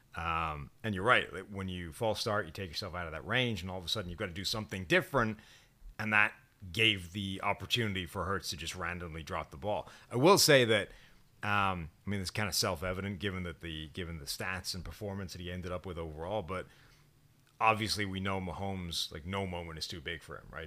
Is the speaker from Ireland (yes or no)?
yes; Ireland; as an Irishman